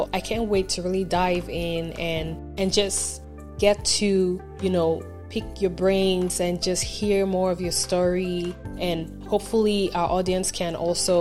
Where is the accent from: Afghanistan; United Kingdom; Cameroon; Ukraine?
Cameroon; I am from Cameroon